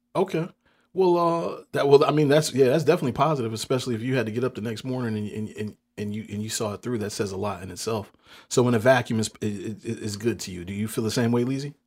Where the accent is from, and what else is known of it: Hampton, Virginia, United States